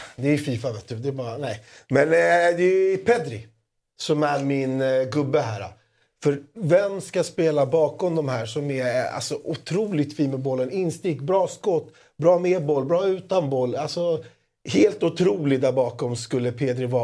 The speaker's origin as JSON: {"language": "Swedish", "country": "Greece", "said": "jag är så jävla grek"}